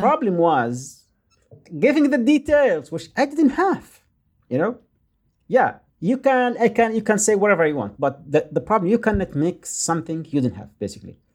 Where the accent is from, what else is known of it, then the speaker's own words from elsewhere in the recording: Yemen; English is a second language; moved away; I am from Yemen